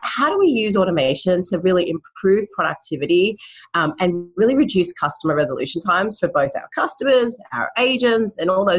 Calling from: Vancouver, British Columbia, Canada; Hi, I'm calling in from Vancouver, Canada right now.

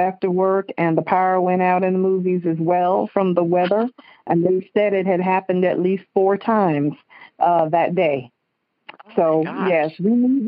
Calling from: West Palm Beach, Florida, United States; I'm calling from West Palm Beach, Florida.

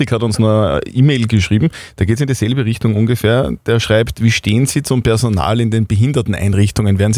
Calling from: Upper Austria, Austria; Ich wollte Sie gerne fragen, wie das mit der Impfquote bei uns in Oberösterreich weitergeht.

